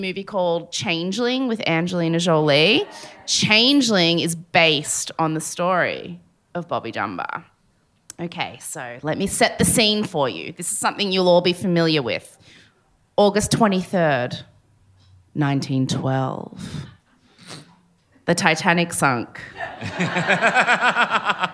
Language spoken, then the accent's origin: English; Sydney, New South Wales, Australia; I grew up in the Sydney equivalent of that place